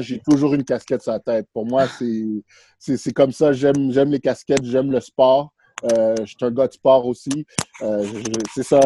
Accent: Montreal, Quebec, Canada; also born or lived in Haiti; je suis un, petit gars de Montréal, c'est ça que j'aime dire. J'ai grandi ici. Euh, je suis né en Haïti. je suis venu à Montréal à l'âge de 6 ans

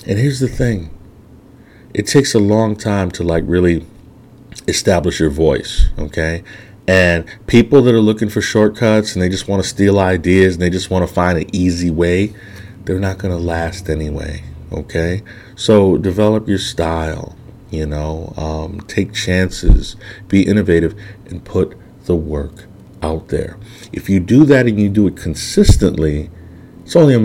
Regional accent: Chicago, Illinois, United States; moved away as an adult; also born or lived in New York City; I'm already from Chicago, so I'm a city guy by nature.

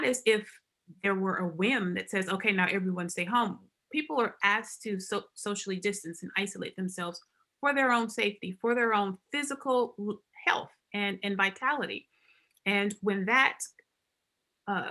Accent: Alabama, United States; moved away as an adult; now in Arkansas, United States; I am actually an Alabama girl. I grew up in Alabama.

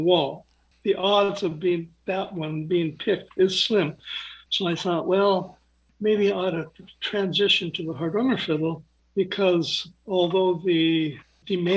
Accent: Eugene, Oregon, United States; moved away as an adult; also born or lived in Connecticut; I grew up in Eugene

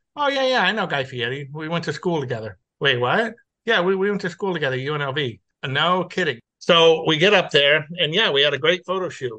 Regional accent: Los Angeles, California, United States; now in Texas, United States; I was born and raised in Los Angeles.

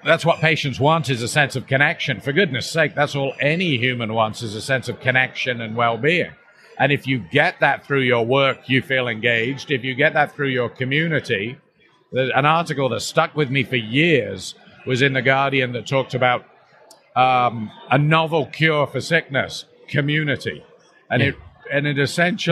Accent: Canada; myself as a Canadian

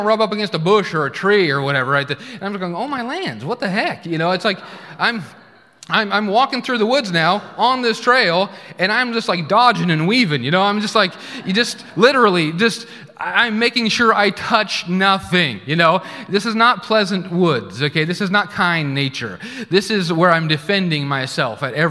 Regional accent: Oregon, United States; moved away as an adult; also born or lived in Tulsa, Oklahoma; I grew up in Oregon

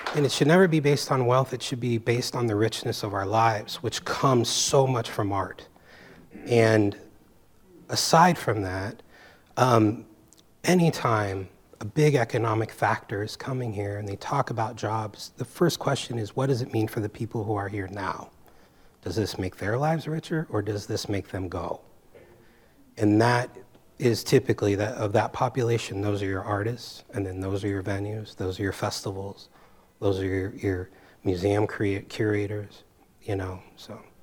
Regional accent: San Francisco, California, United States; moved away as an adult; I came here from San Francisco, from the Bay Area

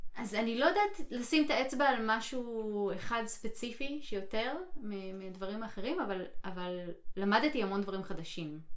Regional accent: Israel; now in United States; אני במדינה אחרת עכשיו, לא במדינה כן. שאני גדלתי בה

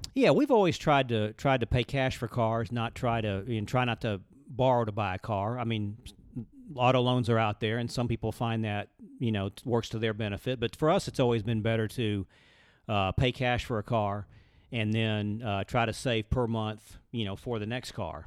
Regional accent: Birmingham, Alabama, United States; grew up in Birmingham, Alabama

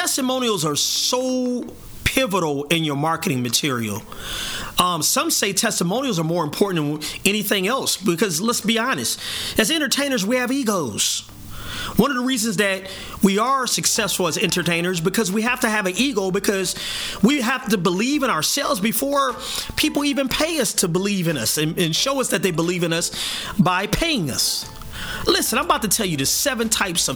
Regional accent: South Bend, Indiana, United States; my hometown, South Bend, Indiana

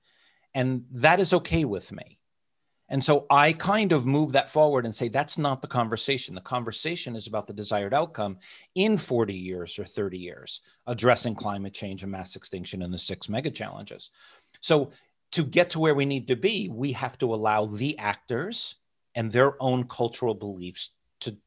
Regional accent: United States; moved away; also born or lived in Hong Kong / Luxembourg; I'm an American. I'm a person of the world, lived in Hong Kong, lived in Luxembourg

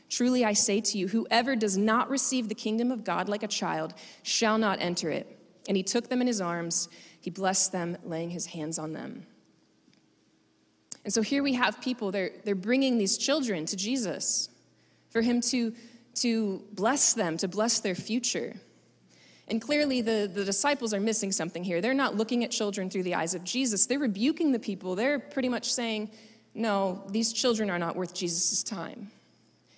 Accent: Florida, United States; I'm from Florida

